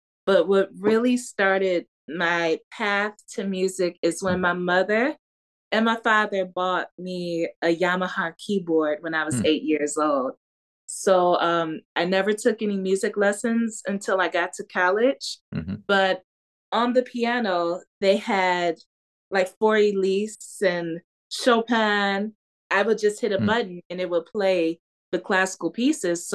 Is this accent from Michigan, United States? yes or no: yes; Detroit, Michigan, United States; I was born and raised in Detroit, yeah. Michigan, specifically on the west side at Hutzel Hospital